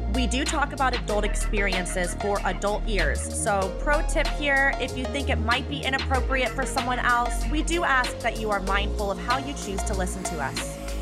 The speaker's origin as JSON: {"language": "English", "region": "Southern Georgia", "country": "United States", "tie": "born or raised there", "said": "I grew up on the Bible Belt"}